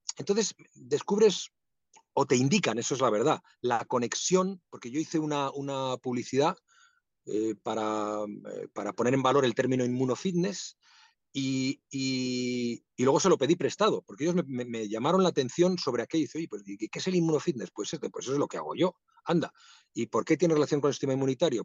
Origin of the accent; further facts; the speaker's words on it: Madrid, Community of Madrid, Spain; also born or lived in Asturias; Mi familia es asturiana, yo nací en Madrid, pero eh, viví parte de mi infancia en Asturias y sigo teniendo ese vínculo